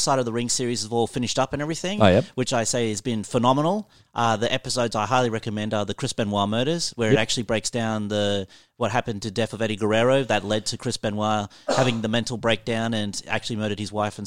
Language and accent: English; Alice Springs, Northern Territory, Australia; I'm from Alice Springs, which is a country town in Darwin and everything